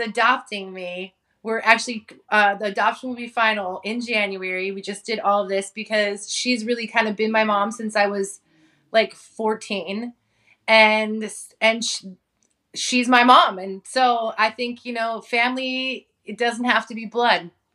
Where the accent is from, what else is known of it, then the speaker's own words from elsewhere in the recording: San Francisco Bay Area, California, United States; also born or lived in Hawaii; grew up in Hawaii until I was about eleven, and then I moved to the Bay Area, and that's that's kinda where I grew up, in the San Francisco Bay Area